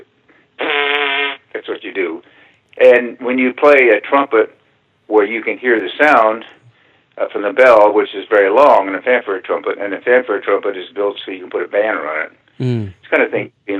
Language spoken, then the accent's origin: English; California, United States; I grew up in California in those days